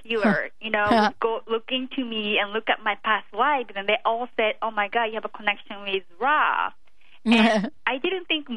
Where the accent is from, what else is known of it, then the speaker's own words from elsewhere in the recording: Japan; moved away; I came from Japan where it's, you know, the emotions are not considered to be like valued very well